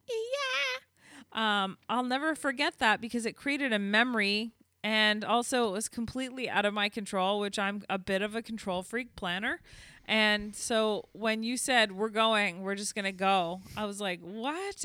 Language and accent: English; Canada; accent: Canadian; I am very Canadian